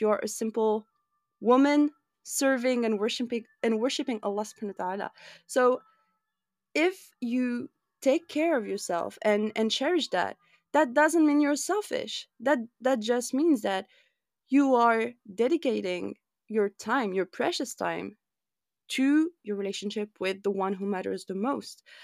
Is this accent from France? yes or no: yes; France; You and I grew up in France